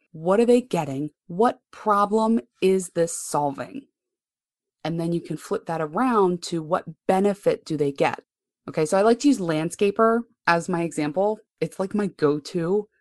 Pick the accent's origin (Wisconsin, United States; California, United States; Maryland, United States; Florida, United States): Maryland, United States; Baltimore; I grew up right here in Baltimore, Maryland. I am not one of those moving people.